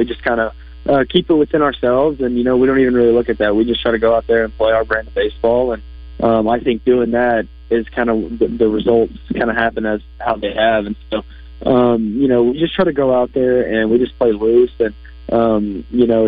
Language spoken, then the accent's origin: English; Louisiana, United States; moved away; growing up in Louisiana